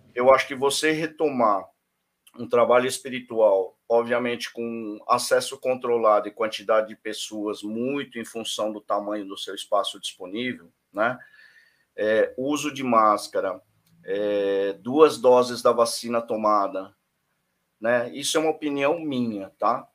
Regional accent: Brazil; como brasileiro

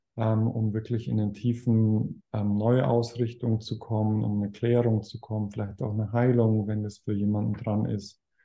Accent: Weilheim, Germany; ein Haus in, in Weilheim, in meiner Heimatstadt

